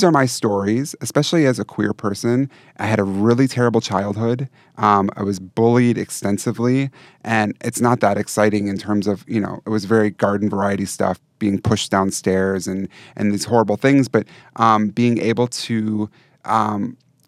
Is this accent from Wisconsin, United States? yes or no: yes; Wisconsin, United States; I'm from Wisconsin